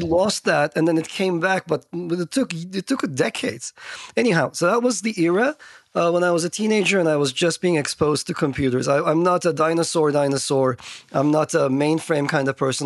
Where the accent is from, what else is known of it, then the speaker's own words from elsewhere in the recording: Istanbul, Turkey; moved away; I grew up in Turkey